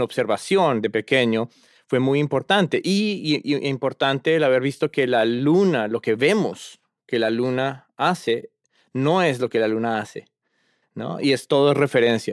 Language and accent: Spanish; Bogotá, Colombia; moved away as an adult; now in Cambridge, United States; yo originalmente eh, soy de Colombia, Bogotá, la capital. Eh, allá nací y crecí y estuve hasta los 20 años.